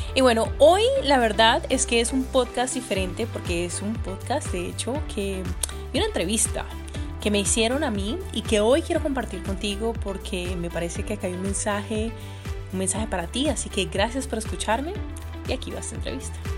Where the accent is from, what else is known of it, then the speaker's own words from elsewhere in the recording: Cali, Valle del Cauca, Colombia; yo soy de Cali, yo vengo de eh, una familia unida